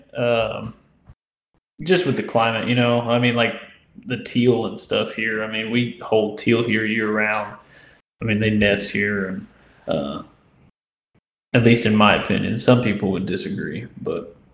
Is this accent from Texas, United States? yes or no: no; Indiana, United States; moved away as an adult; now in Louisiana, United States; I'm from Indiana, uh, but I've been down here for three years now